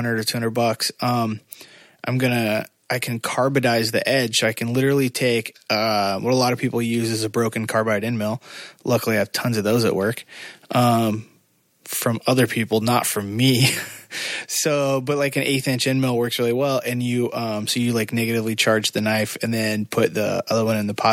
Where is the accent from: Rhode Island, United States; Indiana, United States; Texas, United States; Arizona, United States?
Indiana, United States; grew up in Indiana